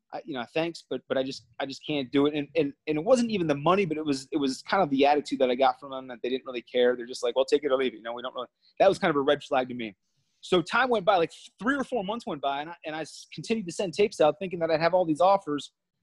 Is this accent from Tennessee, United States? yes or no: no; Minnesota, United States; also born or lived in New Jersey; I'm from Minnesota. I grew up in Minnesota for the most part. I lived in New Jersey as well for about 3.5 years growing up. So I call Minnesota home